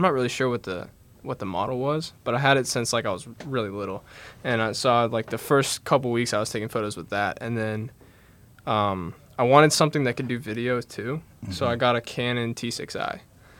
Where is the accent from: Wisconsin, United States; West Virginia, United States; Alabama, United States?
West Virginia, United States; Charleston; So I'm from Charleston, and I'm a junior this year.